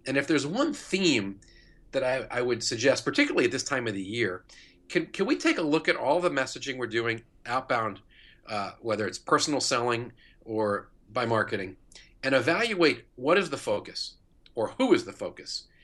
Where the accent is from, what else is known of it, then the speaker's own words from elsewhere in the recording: New York, United States; moved away as an adult; now in St. Louis, United States; I'm not from Saint Louis. I live here. I've lived here twenty years. I'm from New York